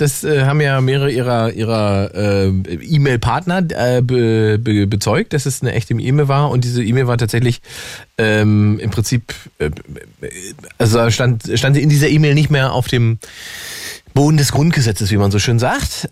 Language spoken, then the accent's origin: German; East Germany, Germany; ich bin Ossi